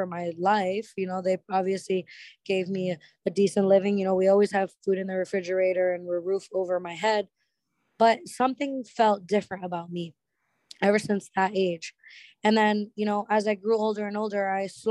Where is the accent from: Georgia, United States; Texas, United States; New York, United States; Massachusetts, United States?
Massachusetts, United States; Lawrence; now in Orlando, United States; I'm actually from a small town, like a ghetto hood area called Lawrence, Massachusetts, like 20-30 minutes outside of downtown Boston